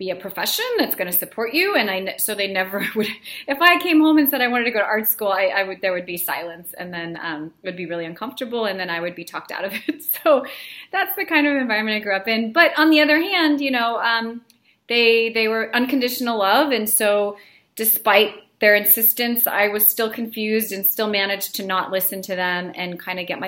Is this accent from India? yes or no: no; Belarus; now in United States; I was born in Belarus, so I'm, you know, was an immigrant with my family